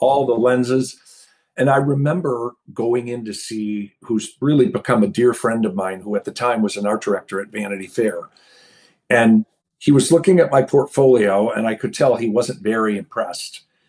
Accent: outside of Detroit, Michigan, United States; moved away; I grew up right outside of Detroit

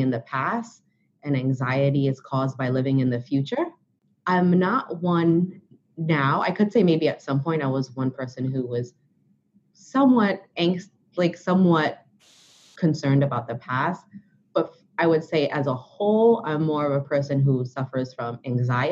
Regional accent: New York City, New York, United States; I am from Brooklyn

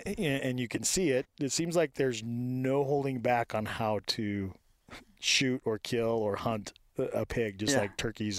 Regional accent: Moore, Idaho, United States; moved away as an adult; also born or lived in Reno, Nevada / Oklahoma; Moore, Idaho. Grew up in the middle of nowhere.

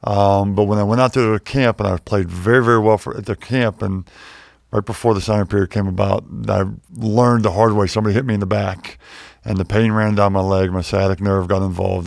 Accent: Pittsburgh, Pennsylvania, United States; moved away; also born or lived in Wheeling, West Virginia / Chapel Hill, North Carolina; I grew up in Pittsburgh, born in Wheeling, West Virginia

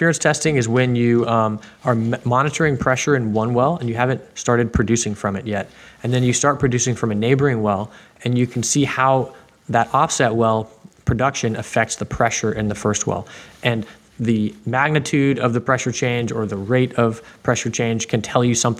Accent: Houston, Texas, United States; I'm from Houston and, you know, I don't have any family background in the industry. But, of course, it was all around me growing up

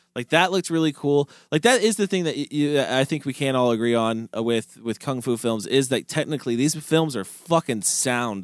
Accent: United States; as an American film watcher

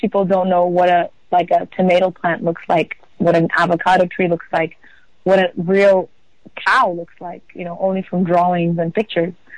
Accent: Portugal; also born or lived in Amsterdam; I was born in Amsterdam, and my mom is from South Africa, and my dad is from Israel. And I was brought up in Portugal

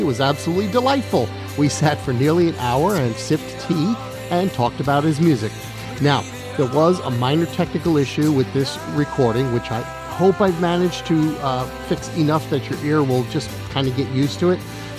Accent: Long Island, New York, United States; I grew up on Long Island, and there was a pretty big Jewish population in that town.

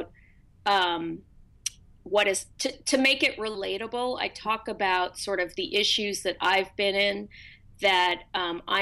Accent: Berkeley, California, United States; I grew up in Berkeley.

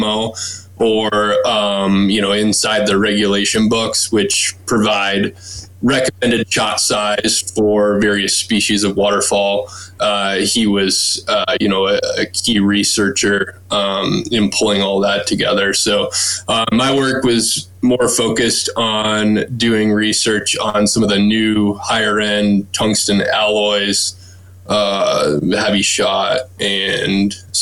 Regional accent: Stillwater, Minnesota, United States; also born or lived in Wisconsin / Oregon; now in Colorado, United States; I grew up just outside the Twin Cities in Stillwater and jumped around a little bit, lived in Wisconsin for a bit, then Oregon, and now I live in Colorado

